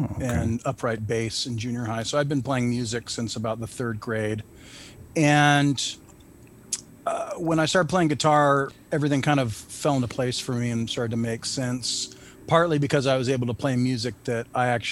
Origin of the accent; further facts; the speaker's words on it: Santa Barbara, California, United States; moved away as an adult; now in Ventura, United States; I grew up in Santa Barbara. I was born and raised in Santa Barbara